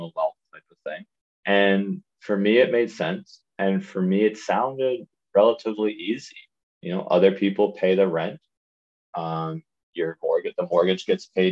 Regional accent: Prince Edward Island, Canada; moved away as an adult; also born or lived in Ottawa, Canada; now in Turks and Caicos; I grew up in Prince Edward Island, small island on the East Coast

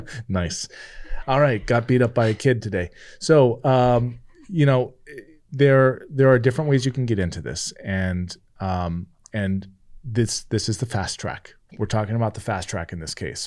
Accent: California, United States; moved away; I grew up in California.

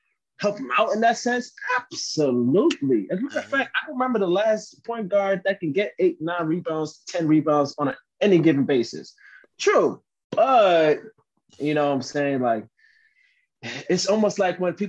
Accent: Miami, Florida, United States; I'm from the 305 to the day I die.

